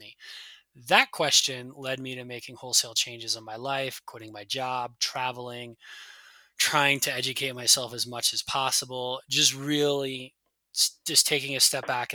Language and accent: English; United States; moved away; I'm a Yank. I'm from the States